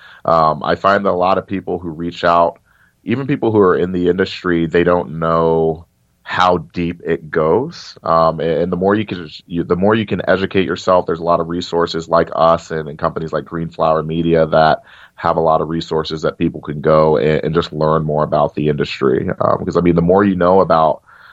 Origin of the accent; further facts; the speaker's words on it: Cincinnati, Ohio, United States; my hometown of Cincinnati